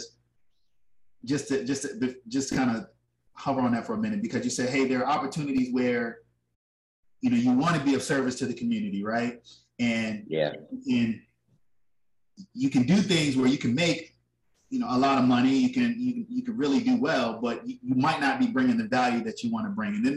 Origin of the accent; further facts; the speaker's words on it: Richmond, Virginia, United States; my hometown, Richmond, Virginia